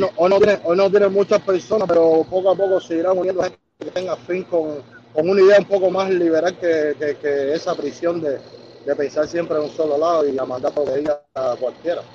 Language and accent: Spanish; Cuba; moved away as an adult; also born or lived in Ecuador; Desde que salí de Cuba